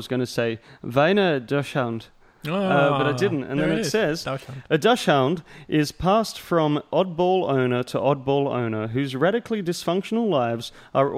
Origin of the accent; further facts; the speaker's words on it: Australia; accent: monotone Australian; That's just my monotone Australian accent.